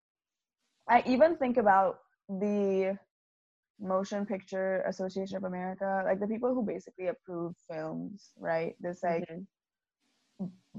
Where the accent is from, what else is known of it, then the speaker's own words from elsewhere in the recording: Trinidad & Tobago; being Trinidadian